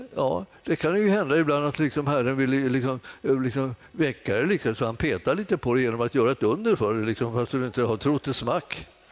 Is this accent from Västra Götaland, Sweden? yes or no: no; Stockholm, Stockholm County, Sweden; jag kommer från Enskede egentligen.